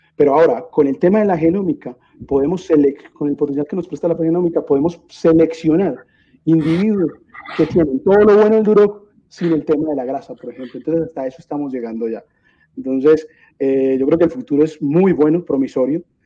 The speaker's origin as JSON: {"language": "Spanish", "town": "Medellín", "region": "Antioquia", "country": "Colombia", "tie": "born or raised there", "said": "yo nací en Medellín, Colombia"}